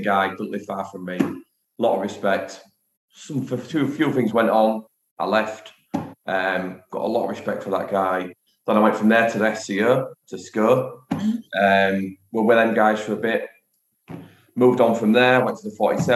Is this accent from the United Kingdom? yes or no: yes; Hull, Yorkshire and the Humber, United Kingdom; now in Driffield, United Kingdom; I'm from Hull